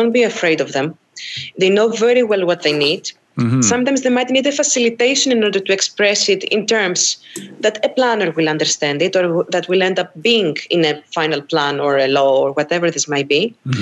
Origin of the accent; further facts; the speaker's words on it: Thessaloniki, Central Macedonia, Greece; I very, very much love my hometown, Thessaloniki. It's the second biggest city of Greece